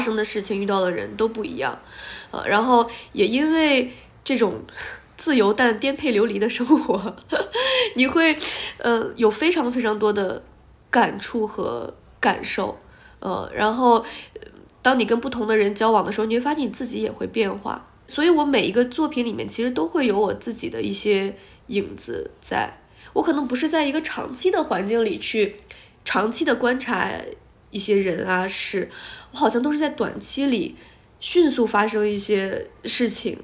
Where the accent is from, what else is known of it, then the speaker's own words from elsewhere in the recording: Harbin, Heilongjiang, China; moved away as an adult; 我是哈尔滨人，然后就在哈尔滨出生长大，一直到十八岁